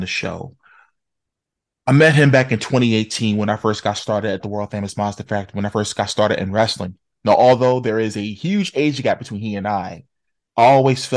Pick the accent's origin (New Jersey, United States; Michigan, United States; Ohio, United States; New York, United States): New Jersey, United States; Newark; I grew up in Newark